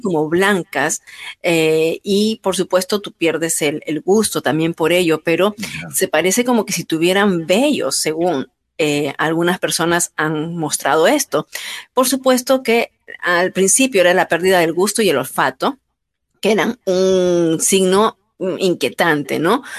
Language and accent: Spanish; Peru; lamento muchísimo lo que está ocurriendo en mi país